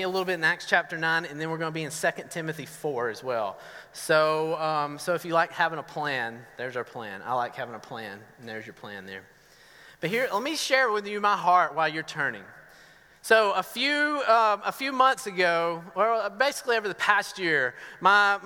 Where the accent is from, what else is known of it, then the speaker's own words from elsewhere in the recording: Northeast Georgia, United States; accent: southern; now in Medford, United States; I'm from Northeast Georgia